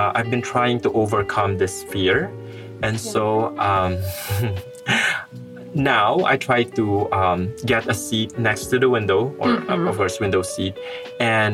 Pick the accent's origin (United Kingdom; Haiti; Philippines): Philippines; moved away as an adult; now in Russia; I am not from Malaysia. I'm going back to the Philippines.